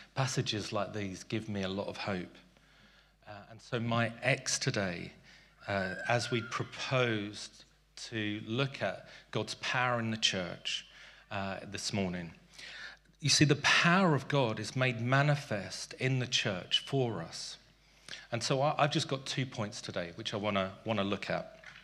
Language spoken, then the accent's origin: English; London, United Kingdom; also born or lived in South Africa; As a boy growing up in South Africa and Tooting